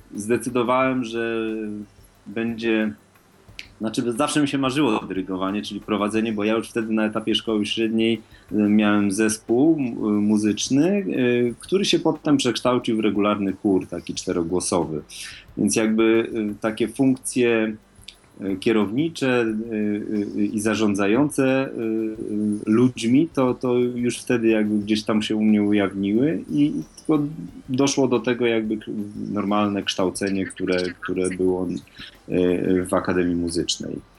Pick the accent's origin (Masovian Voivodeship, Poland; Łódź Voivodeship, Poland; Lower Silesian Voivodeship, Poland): Lower Silesian Voivodeship, Poland; Wrocław; ja jestem z Wrocławia